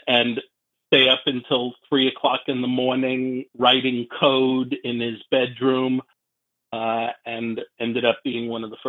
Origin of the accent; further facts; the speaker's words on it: New York City, New York, United States; I am a lifelong New Yorker. My office is in Manhattan, has always been, and I am a lifelong resident of the Bronx, New York